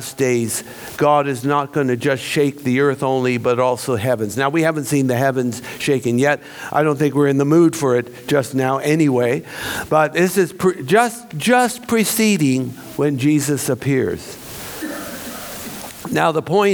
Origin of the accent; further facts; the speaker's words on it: California, United States; moved away as an adult; also born or lived in Jerusalem; now in Melbourne, Australia; I grew up in California, earthquake country